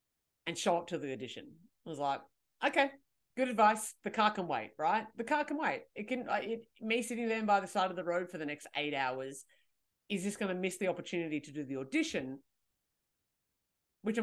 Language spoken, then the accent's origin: English; Canberra, Australian Capital Territory, Australia; I'm 23. I'm from Canberra and blah, blah, blah, blah, blah.